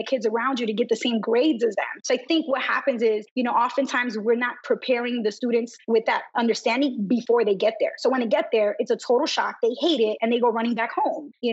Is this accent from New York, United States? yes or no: yes; New York City, New York, United States; I was brought up in New York City, vibrant Brooklyn, Dominican American community